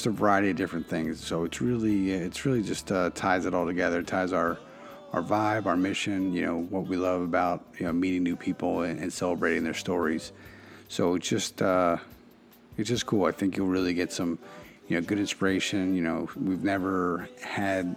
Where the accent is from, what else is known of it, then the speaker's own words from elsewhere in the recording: Philadelphia, Pennsylvania, United States; my hometown of Philadelphia